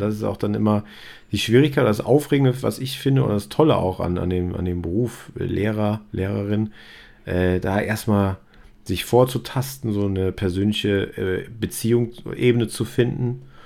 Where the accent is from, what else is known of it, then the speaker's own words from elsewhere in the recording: Sauerland, North Rhine-Westphalia, Germany; now in Cologne, Germany; ich komme äh, ähm, aus dem Rheinland, aus ja. Köln, also eigentlich aus dem Sauerland genauer